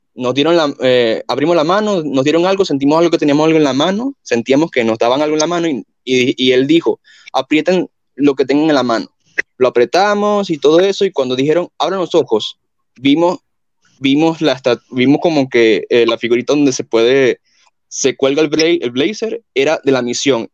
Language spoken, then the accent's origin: Spanish; Venezuela; now in Colombia; yo soy de Venezuela, pero vivo en Colombia